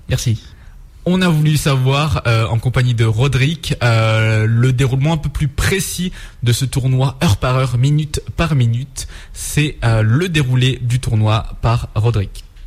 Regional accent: Grenoble, Auvergne-Rhône-Alpes, France; nous on est on est plutôt de Grenoble

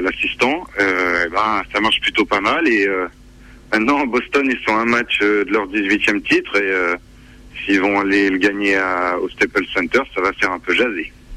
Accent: Grenoble, Auvergne-Rhône-Alpes, France; also born or lived in Lyon; je viens de Grenoble et de ses environs

